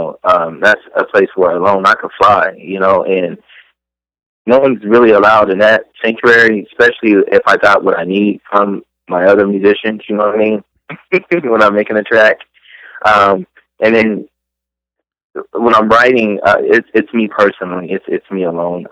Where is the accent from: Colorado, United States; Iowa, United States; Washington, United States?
Colorado, United States; Aurora; now in Los Angeles, United States; I'm originally from Colorado, Aurora, Colorado